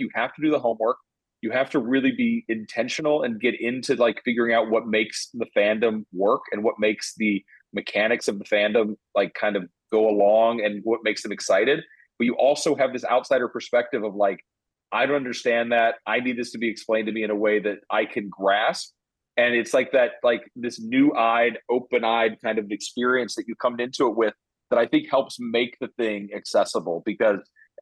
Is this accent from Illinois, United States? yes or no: no; Oklahoma, United States; I grew up in Oklahoma in the 80s